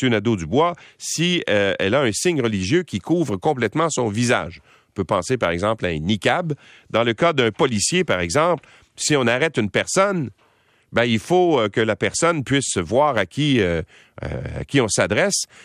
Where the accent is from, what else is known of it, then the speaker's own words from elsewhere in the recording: Quebec, Canada; chez nous au Québec